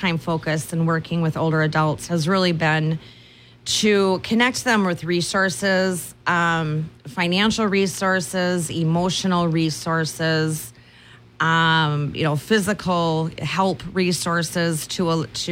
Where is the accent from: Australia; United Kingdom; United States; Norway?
United States; Northfield, Minnesota; I grew up in Northfield. I graduated from high school there.